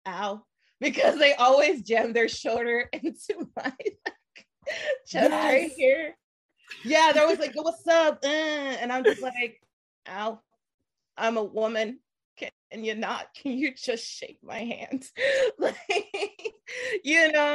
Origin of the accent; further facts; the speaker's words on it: United States; moved away as an adult; now in Korea; I'm from the States.